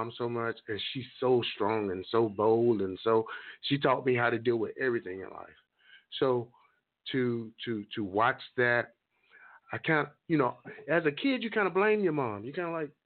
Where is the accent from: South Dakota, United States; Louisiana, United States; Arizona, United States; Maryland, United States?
Louisiana, United States; the Southern Black community because I'm from Louisiana